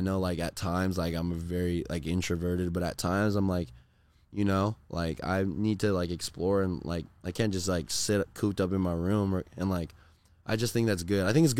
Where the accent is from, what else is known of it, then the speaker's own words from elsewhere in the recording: Corona, California, United States; I just really grew up like I did a lot of sports in Corona, but I did a lot of like other stuff out in like Orange County.